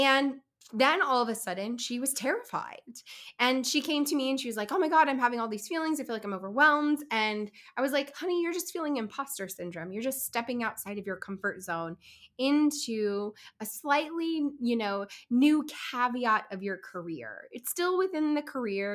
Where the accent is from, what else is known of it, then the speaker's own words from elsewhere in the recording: Kansas City, Missouri, United States; Joining you from my hometown of Kansas City